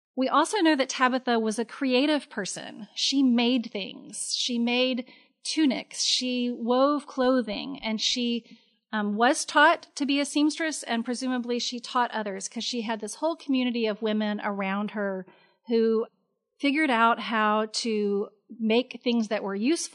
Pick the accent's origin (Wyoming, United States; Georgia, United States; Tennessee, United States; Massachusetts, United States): Tennessee, United States; Memphis; I'm born and bred in Memphis